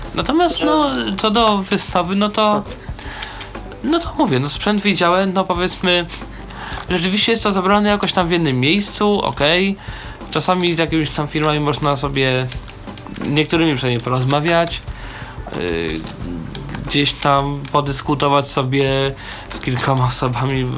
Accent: Warsaw, Masovian Voivodeship, Poland; ja generalnie jestem z Warszawy

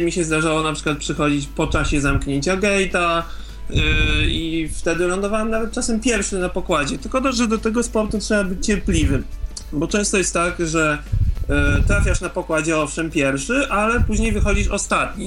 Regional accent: Poland; jestem z Polski

